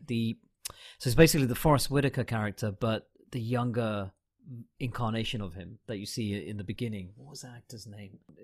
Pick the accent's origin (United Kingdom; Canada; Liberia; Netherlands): United Kingdom; I'm a Brit and I was over here for most of the time